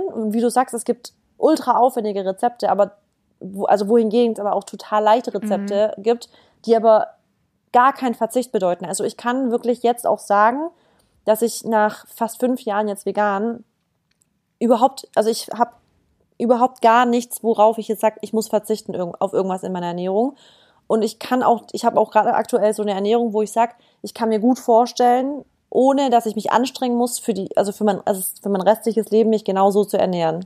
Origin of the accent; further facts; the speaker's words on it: Stuttgart, Baden-Württemberg, Germany; moved away as an adult; now in Berlin, Germany; ich komme eigentlich aus dem, aus dem Süden Deutschlands, also aus Baden-Württemberg, Stuttgart. Bin jetzt wegen äh, meinem Freund nach Berlin gezogen